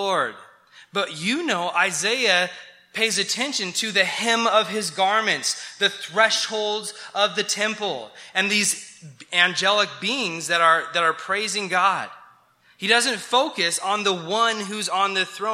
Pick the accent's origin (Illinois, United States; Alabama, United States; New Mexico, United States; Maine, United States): New Mexico, United States; I grew up in New Mexico and I love the mountains of New Mexico